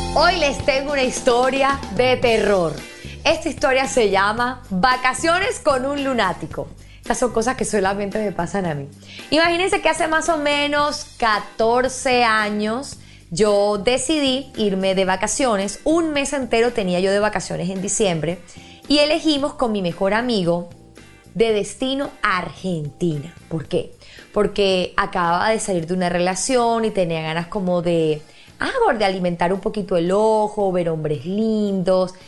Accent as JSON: {"language": "Spanish", "town": "Barranquilla", "region": "Atlántico", "country": "Colombia", "said": "somos nosotros los barranquilleros"}